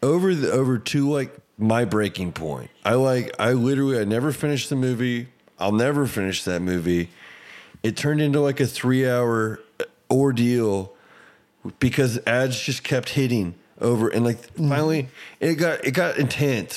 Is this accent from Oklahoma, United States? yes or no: yes; Ponca City, Oklahoma, United States; I grew up in Ponca City